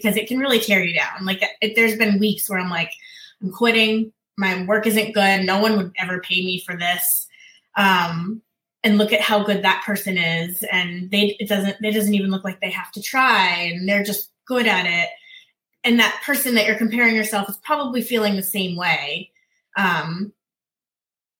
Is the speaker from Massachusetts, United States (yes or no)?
yes; Massachusetts, United States; moved away as an adult; now in Virginia Beach, United States; we are from Massachusetts